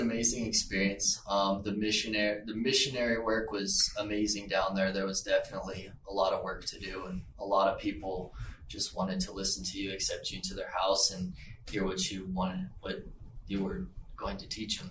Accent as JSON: {"language": "English", "town": "Las Vegas", "region": "Nevada", "country": "United States", "said": "I am from Las Vegas"}